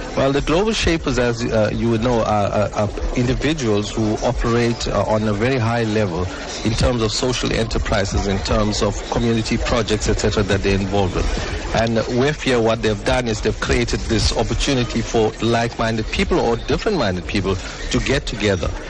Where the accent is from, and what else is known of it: Durban, KwaZulu-Natal, South Africa; born or raised there